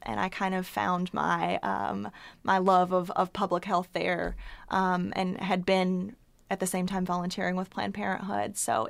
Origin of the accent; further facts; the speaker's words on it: Chattanooga, Tennessee, United States; So I am a native East Tennessean, born and raised in Chattanooga, and I came to college at the University of Tennessee under 10 years ago, I'll say that.